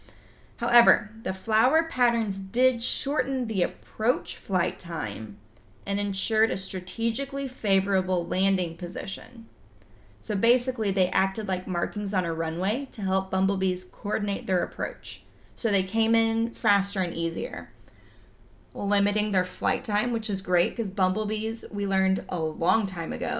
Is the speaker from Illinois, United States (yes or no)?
no; Oklahoma, United States; I'm from Oklahoma. I don't pronounce things right